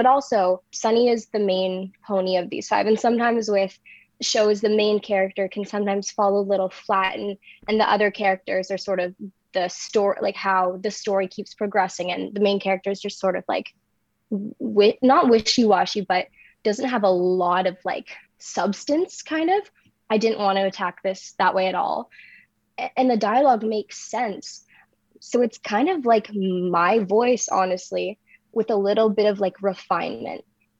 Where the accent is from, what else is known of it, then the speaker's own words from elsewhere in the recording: Lindsay, Ontario, Canada; from Lindsay, Ontario